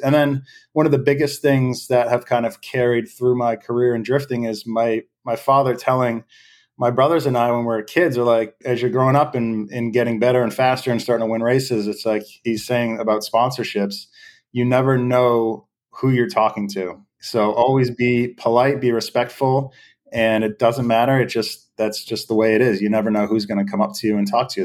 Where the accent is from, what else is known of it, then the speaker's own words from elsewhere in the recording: Derry, New Hampshire, United States; I'm from Derry, New Hampshire, a small town in, uh, southern New Hampshire on the eastern side of the states